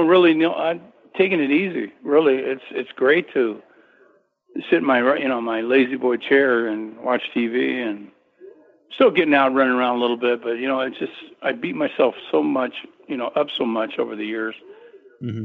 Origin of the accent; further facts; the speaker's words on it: California, United States; I'm from California